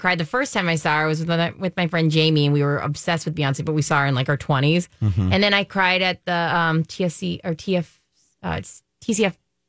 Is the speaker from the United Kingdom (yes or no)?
no; Germany; And like growing up in Germany, that was a big, I mean, that was a cultural, that was constant, right?